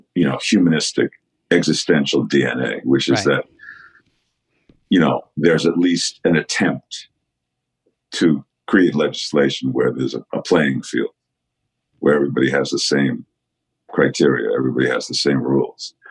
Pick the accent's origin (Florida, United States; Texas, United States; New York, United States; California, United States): New York, United States; growing up in New York